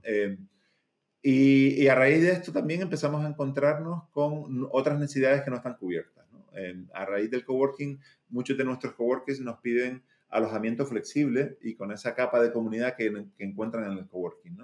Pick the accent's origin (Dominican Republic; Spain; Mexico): Spain; Canary Islands; moved away; yo soy eh, de las Islas Canarias, de España, eh, pero tuve la suerte también de vivir muchos años fuera y de decidir volver, ¿no? Porque tenía muchas otras opciones profesionales para estar en otros sitios, pero, pero me tiraba mucho volver a, a, mi, a mi sitio de, nacimiento, a mi ciudad de, nacimiento.